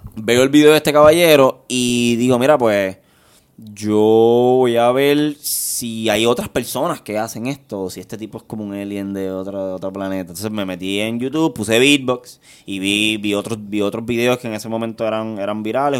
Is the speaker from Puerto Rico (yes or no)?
yes; Guaynabo, Puerto Rico; yo soy del barrio Monacillo. sector está en la Marina de Guaynabo